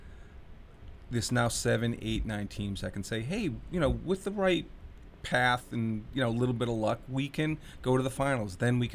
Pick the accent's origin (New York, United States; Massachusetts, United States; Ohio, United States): Massachusetts, United States; Boston; growing up in the Boston area and being a Celtics fan